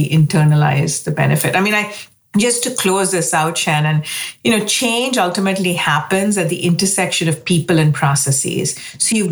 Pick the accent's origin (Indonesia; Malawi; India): India; moved away as an adult; now in United States; I grew up in India, you know, came to the United States to go to graduate school.